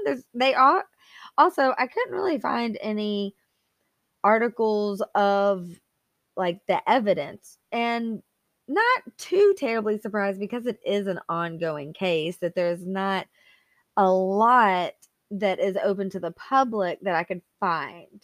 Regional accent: Arkansas, United States; now in Alabama, United States; I was actually not born here, I was born in Arkansas

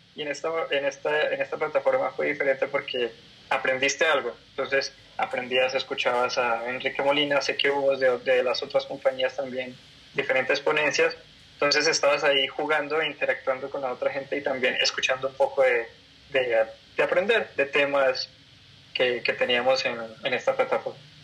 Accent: Colombia; moved away as an adult; now in Mexico; yo soy colombiano, eh, radico aquí en México hace más o menos dos años y medio

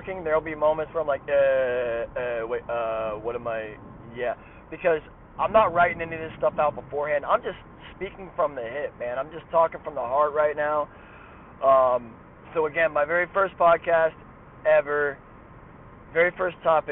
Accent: Athens, Ohio, United States; also born or lived in Coolville, Ohio / Lancaster, Ohio; now in Columbus, United States; Grew up in Athens, Ohio-ish, kind of, you know, by way of Coolville, by way of Lancaster, by way of Columbus. So I've been a little bit of everywhere. But I hail originally from Athens, Ohio

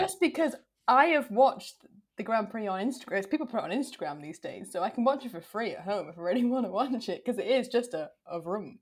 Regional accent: Wales, United Kingdom; I'm Welsh.

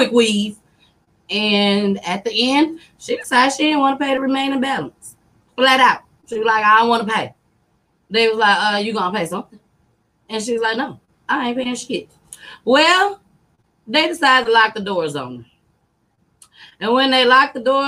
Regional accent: Saginaw, Michigan, United States; also born or lived in Grand Rapids, Michigan; I'm from Michigan. Sag nasty

